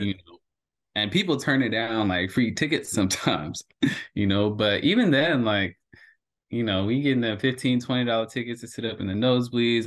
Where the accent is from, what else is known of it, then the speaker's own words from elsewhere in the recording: Hayward, California, United States; moved away as an adult; also born or lived in San Diego; me being from Hayward, so I'm from Hayward, California.